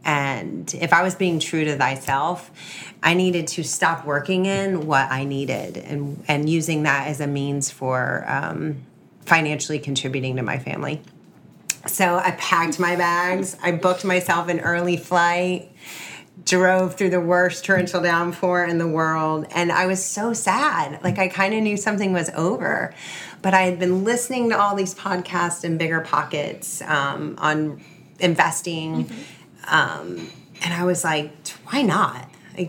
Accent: Clearwater, Florida, United States; now in Tampa, United States; Backing up to childhood, growing up in Clearwater

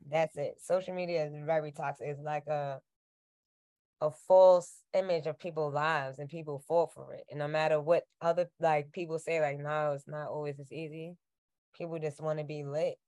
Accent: New York City, New York, United States; I'm from Queens

